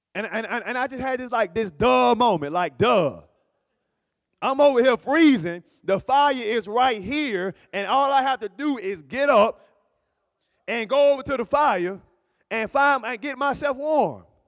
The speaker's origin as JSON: {"language": "English", "region": "Alabama", "country": "United States", "also_born_or_lived": "Berrien Springs, Michigan", "moved": "yes", "said": "I'm from Alabama"}